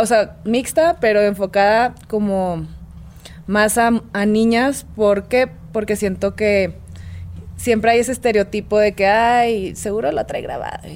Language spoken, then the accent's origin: Spanish; Monterrey, Nuevo León, Mexico; also born or lived in Mexico City; Yo vengo de Monterrey.